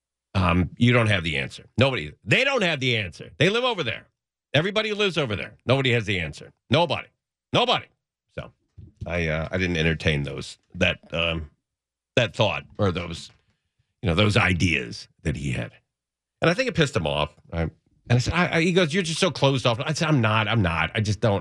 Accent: Los Angeles, California, United States; I grew up in the San Fernando Valley.

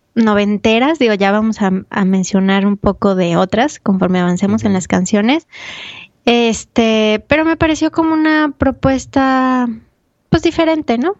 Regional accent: Mexico; mi experiencia como de México

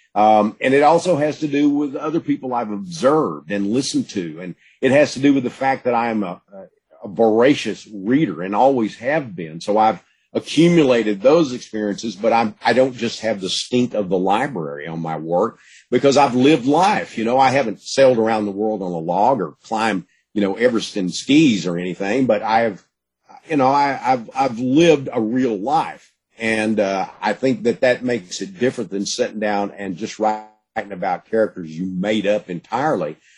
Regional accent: Gladewater, Texas, United States; I was born in Gladewater

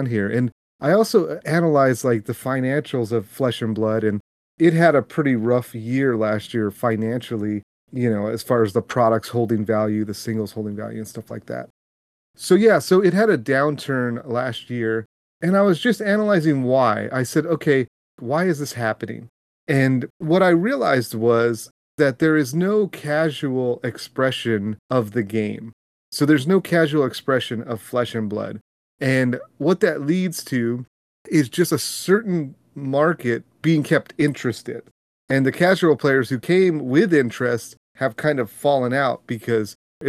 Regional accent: California, United States; I grew up in California, so one of the big things growing up was going to Disneyland.

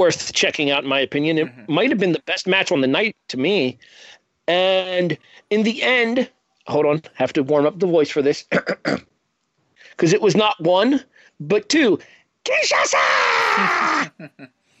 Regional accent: Ohio, United States; We are in my home state of Ohio, Columbus to be specific

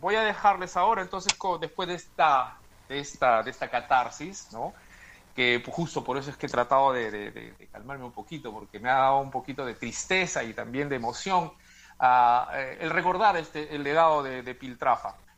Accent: Peru; en mi país, Perú

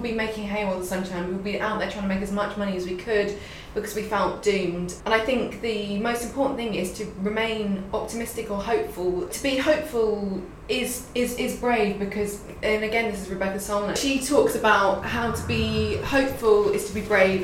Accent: London, United Kingdom; as a Londoner

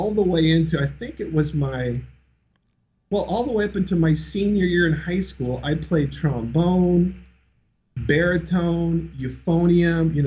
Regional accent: Orange County, Southern California, United States; I grew up in Orange County for the most part, the OC

